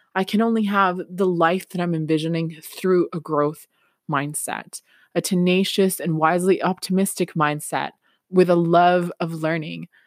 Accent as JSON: {"language": "English", "country": "Peru", "second_language": "English", "moved": "yes", "lives_now": "Canada", "said": "I'm from Peru originally"}